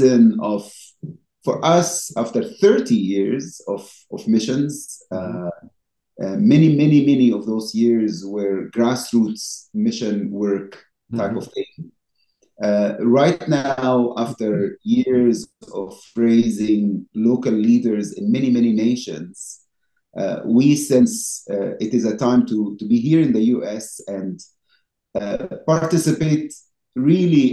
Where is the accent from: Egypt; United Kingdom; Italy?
Egypt; now in United States; growing up in Egypt